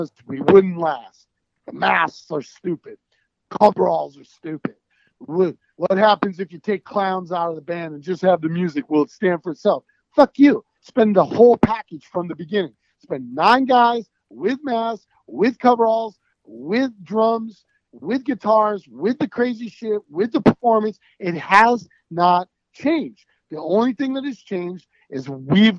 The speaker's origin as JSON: {"language": "English", "town": "Des Moines", "region": "Iowa", "country": "United States", "said": "We're from Des Moines, Iowa"}